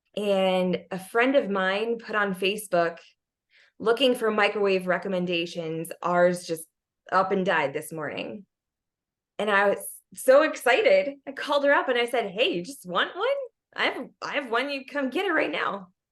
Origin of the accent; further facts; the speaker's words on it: United States; as an American